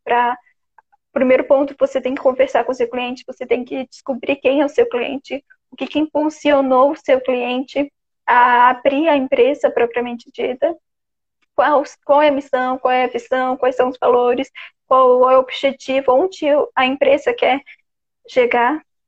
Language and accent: Portuguese; Florianópolis, Santa Catarina, Brazil; eu sou de Floripa mesmo. O sotaque é uma característica minha que acho que eu vou morrer e nunca vou saber de onde veio